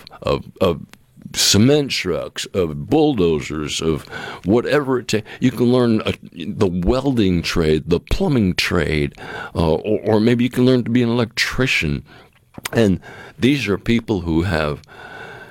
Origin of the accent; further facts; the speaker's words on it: New England, United States; moved away; growing up in New England